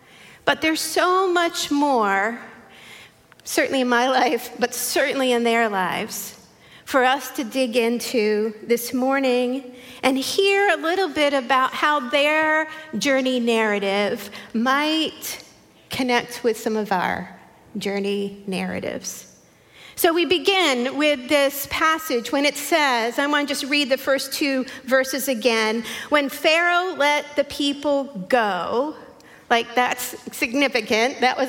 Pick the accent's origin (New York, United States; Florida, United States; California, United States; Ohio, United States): New York, United States; Long Island; if you haven't met me. I was born and raised on Long Island, New York, in an area of Nassau County, which is the gold right next to Queens, right on that border. I never had a New York accent.